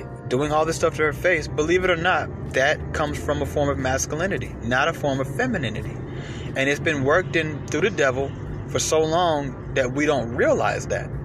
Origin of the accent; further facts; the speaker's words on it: United States; we're American